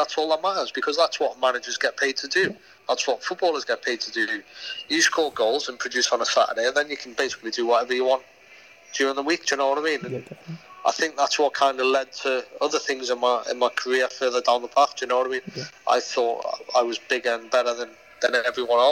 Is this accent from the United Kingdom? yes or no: yes; Newcastle upon Tyne, North East England, United Kingdom; I'm a Geordie